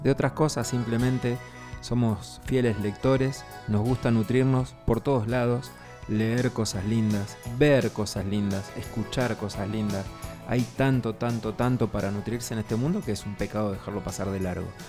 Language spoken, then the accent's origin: Spanish; Argentina; como buenos argentinos